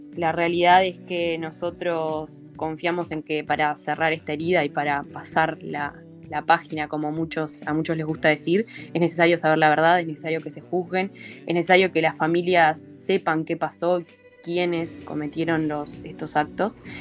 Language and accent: Spanish; Uruguay; como ciudadanos, como uruguayos